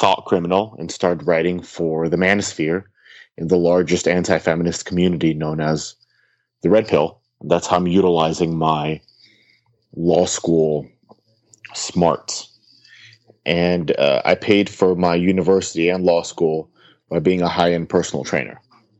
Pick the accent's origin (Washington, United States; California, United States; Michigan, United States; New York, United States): California, United States; also born or lived in St. Petersburg, Russia; I was born in Russia and I came to the US, and being a Russian, my views are of the right. Mm-hmm. And I grew up in California, went to law school in California